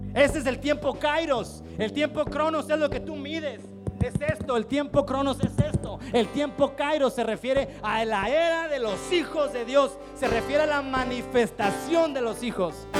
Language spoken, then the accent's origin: Spanish; Chiapas, Mexico; nuestro Chiapas